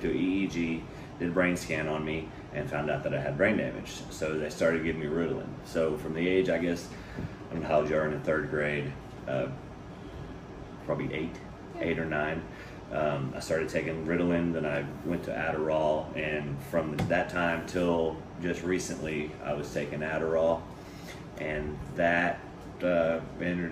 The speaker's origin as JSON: {"language": "English", "town": "Pearland", "region": "Texas", "country": "United States", "tie": "born or raised there", "also_born_or_lived": "Webster, Texas", "said": "I grew up in Webster, and once I moved to Pearland, started going to Pearland School District"}